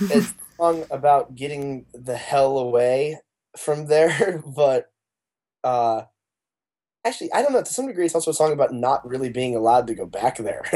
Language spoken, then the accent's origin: English; Arizona, United States; moved away as an adult; now in Los Angeles, United States; I've lived in L A, we're a band from Arizona, but I've lived in L A for the last four years